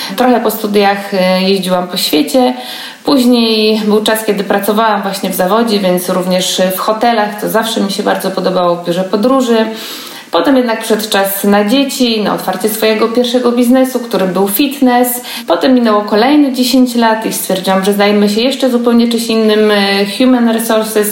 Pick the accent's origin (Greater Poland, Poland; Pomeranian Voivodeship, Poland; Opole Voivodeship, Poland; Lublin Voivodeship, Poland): Greater Poland, Poland; Poznań; jestem z Poznania